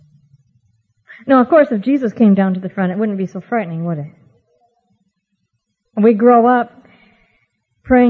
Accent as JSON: {"language": "English", "region": "Oregon", "country": "United States", "tie": "born or raised there", "said": "I had the privilege of growing up in Oregon, not in this area, but much farther north and east"}